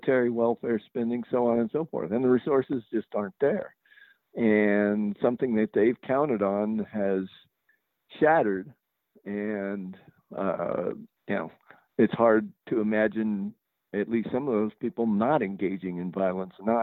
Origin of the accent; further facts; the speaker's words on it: New Mexico, United States; also born or lived in California; I grew up in New Mexico, went to school in California. And I'm back in New Mexico.